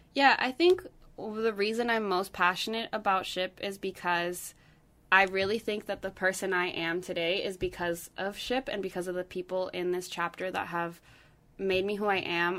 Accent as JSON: {"language": "English", "town": "Santiago", "region": "Santiago Metropolitan Region", "country": "Chile", "moved": "yes", "said": "I'm from Santiago, Chile"}